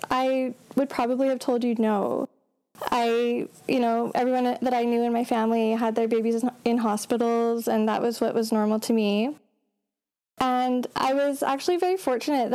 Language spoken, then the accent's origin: English; Calgary, Alberta, Canada; also born or lived in northern British Columbia; now in British Columbia, Canada; I am from Canada, so originally from Calgary, but I now live in northern BC.